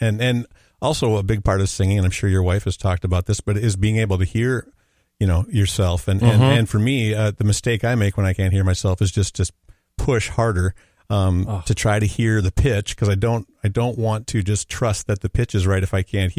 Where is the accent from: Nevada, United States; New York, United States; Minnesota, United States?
Minnesota, United States; Robbinsdale; also born or lived in St. Paul; So I was born in St. Paul and did most of my growing up in Robbinsdale